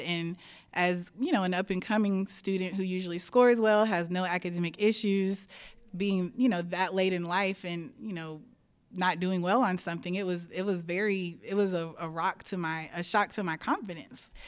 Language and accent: English; Houston, Texas, United States; I grew up in the Cy Fair School District, and I went to Cy Falls High School